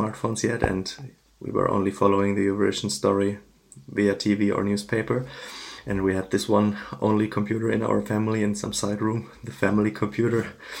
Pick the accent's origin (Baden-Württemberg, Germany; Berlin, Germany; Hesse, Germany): Hesse, Germany; Frankfurt; I'm from Germany, Frankfurt area